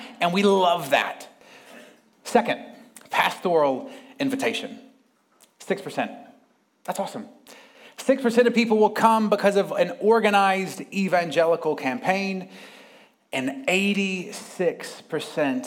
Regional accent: United States; moved away as an adult; also born or lived in Sydney, Australia; now in United Kingdom; I'm from America, but I just lived in Sydney the last few years

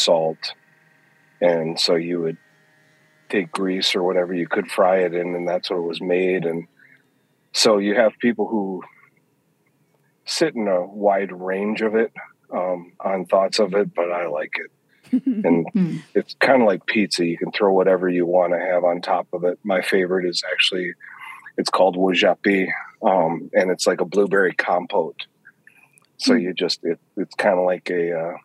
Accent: Minnesota, United States; I am from Minnesota in the United States

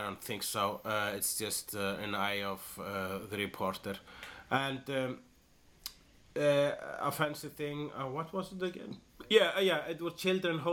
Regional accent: Iceland; I am an Icelander

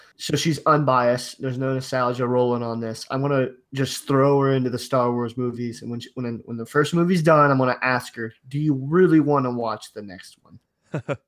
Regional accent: Ohio, United States; I'm from Ohio

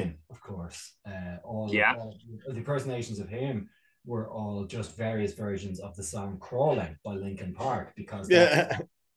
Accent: Ireland; as an Irish man

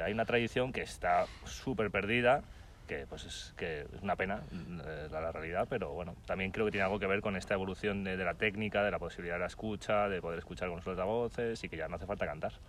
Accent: Madrid, Community of Madrid, Spain; somos de Madrid

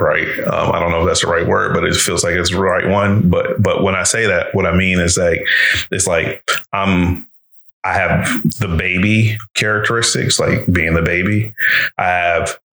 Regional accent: Reston, Virginia, United States; also born or lived in Detroit, Michigan; I ended up in my father's house and grew up there from 8 until I left

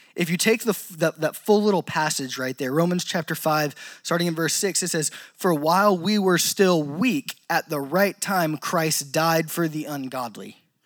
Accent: Louisiana, United States; I'm from Louisiana

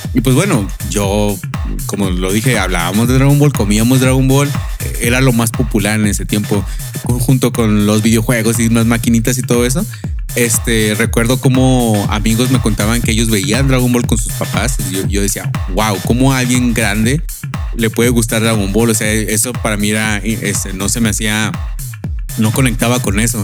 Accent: Monterrey, Nuevo León, Mexico; now in United States; yo soy de Monterrey, Nuevo León. Esta, también estoy aquí en Estados Unidos, aquí, aquí resido

